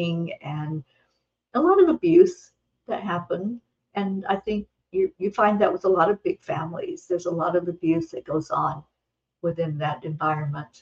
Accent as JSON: {"language": "English", "region": "the hills of Kentucky", "country": "United States", "tie": "born or raised there", "moved": "yes", "said": "I grew up in a big family. There were 13 children in my family. I was number 9, and it was in the hills of Kentucky. I grew up in the Appalachian Mountains"}